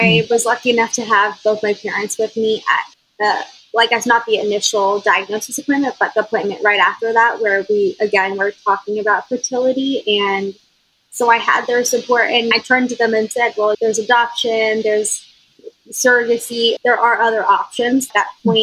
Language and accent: English; Austin, Texas, United States; I'm from Austin. So I had quite a bit of my high school and college friends already here